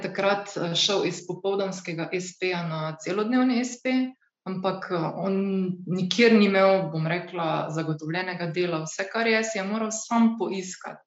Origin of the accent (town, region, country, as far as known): Slovenia